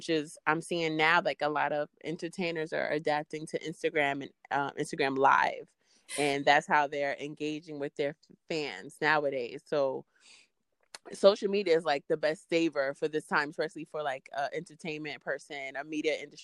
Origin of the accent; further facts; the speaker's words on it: New York City, New York, United States; I'm from Queens, but I record in Brooklyn